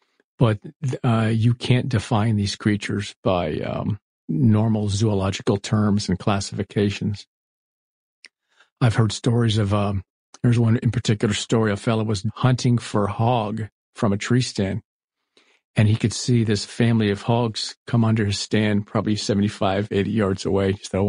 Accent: Florida, United States; I was growing up in Florida. We had the Everglades just outside of us. My dad used to take us airboating and whatnot.

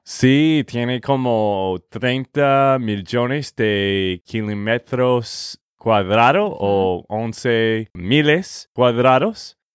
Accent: Texas, United States; de Texas, Estados Unidos

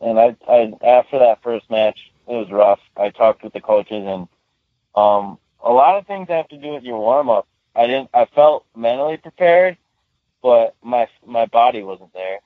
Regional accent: Howell, Michigan, United States; I'm in Howell right now

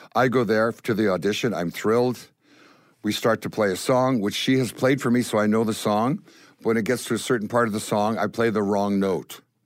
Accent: Winnipeg, Manitoba, Canada; growing up in Winnipeg was amazing

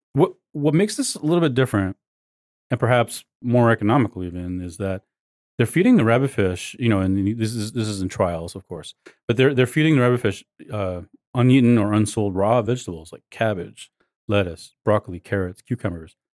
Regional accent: Maine, United States; Maine, my home state

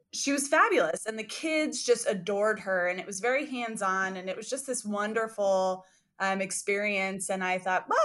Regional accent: California, United States; now in Indiana, United States; I am from California and I'm currently in Indiana

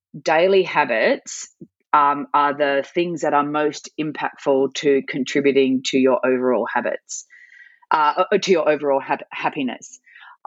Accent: Sydney, New South Wales, Australia; also born or lived in Calgary, Canada / Newcastle, Australia; I am Sydney born and bred

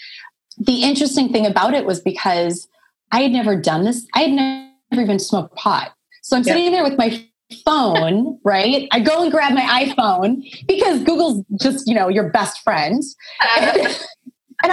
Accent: Midwest, United States; moved away; I'm from the Midwest. Like, you know, I'm from a small town. I come from a very small town in the middle of the country. From a small farming community of like 1,100 people. And so, yeah. And so it's a different life back there

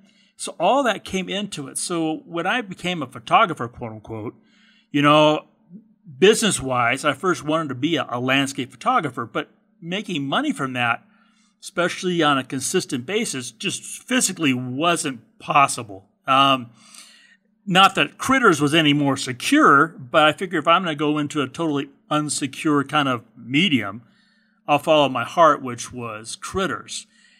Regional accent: California, United States; Actually, I'm a fourth generation Californian. And where I was born and raise

